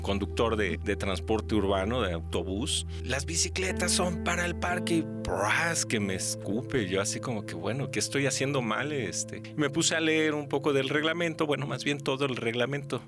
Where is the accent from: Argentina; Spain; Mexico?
Mexico; Xalapa, Veracruz; also born or lived in McAllen, Texas / Fort Collins, Colorado; mis memorias de jalapeño